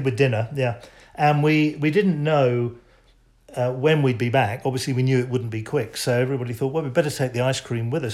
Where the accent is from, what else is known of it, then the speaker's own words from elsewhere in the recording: England, United Kingdom; as an Englishman